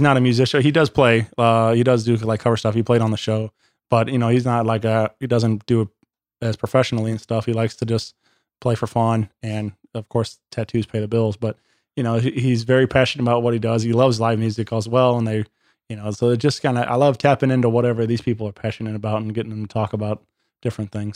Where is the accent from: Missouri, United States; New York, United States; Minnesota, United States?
Missouri, United States; Wentzville; born and raised in Wentzville, Missouri